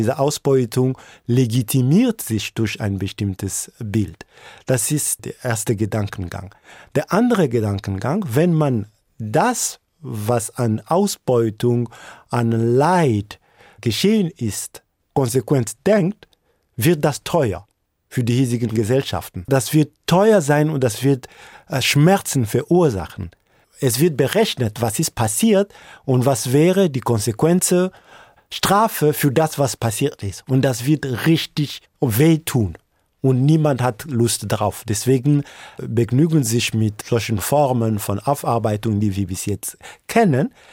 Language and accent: German; DR Congo; Ich bin unter der Militärdiktatur von Mobutu zur Welt gekommen und lange war es so, dass man von äh, Lumumba nicht gesprochen hat.